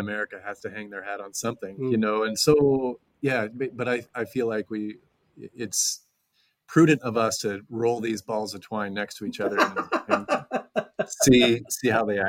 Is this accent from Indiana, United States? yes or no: yes; Indiana, United States; moved away as an adult; also born or lived in Hays, Kansas; now in Nebraska, United States; So I grew up in Indiana. Nebraska is now what I consider home for me. I've been here with our family for 15 years, but grew up in Indiana